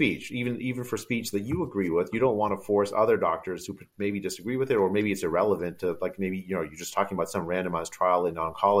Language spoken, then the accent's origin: English; United States; accent: American; When I speak Bengali, my cousins all laugh at my American accent that I have.